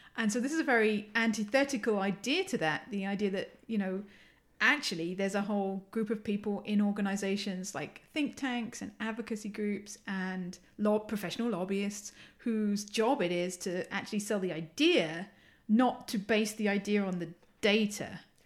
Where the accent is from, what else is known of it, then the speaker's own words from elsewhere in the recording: England, United Kingdom; accent: English; moved away; you can tell from my accent, I'm English